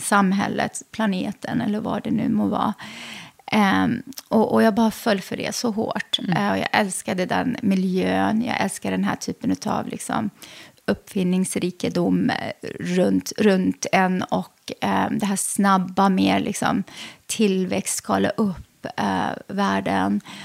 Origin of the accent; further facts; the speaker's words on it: Lidköping, Västra Götaland, Sweden; also born or lived in Lebanon / Västerås; jag växte upp i Lidköping i Västra